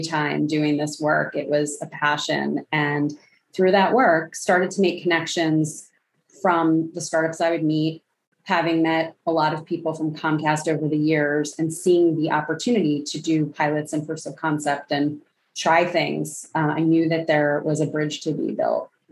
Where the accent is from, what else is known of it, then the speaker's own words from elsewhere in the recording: Philadelphia, Pennsylvania, United States; bringing those things back to my hometown of Philadelphia